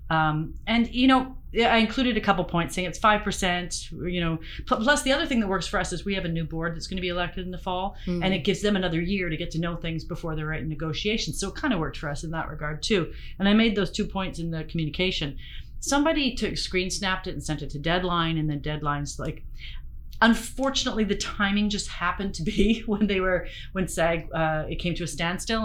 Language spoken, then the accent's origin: English; Ontario, Canada; also born or lived in Western Canada; now in British Columbia, Canada; I've been a Westerner a long time. I was born in Ontario